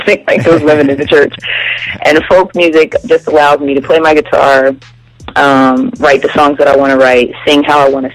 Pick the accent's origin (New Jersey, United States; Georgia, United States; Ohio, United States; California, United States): New Jersey, United States; Trenton; moved away as an adult; also born or lived in Philadelphia, Pennsylvania; now in Atlanta, United States; I grew up in New Jersey